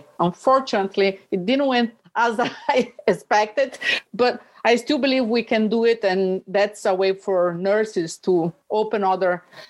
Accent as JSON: {"language": "English", "country": "Brazil", "said": "I'm a nurse from Brazil"}